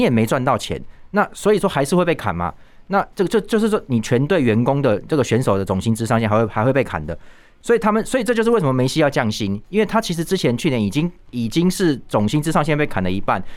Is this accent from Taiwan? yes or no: yes; Taiwan; 我们台湾人